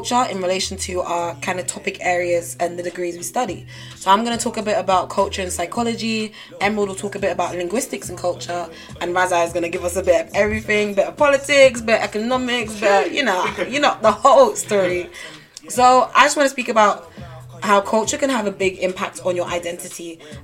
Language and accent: English; London, United Kingdom; accent: London; my accent comes from London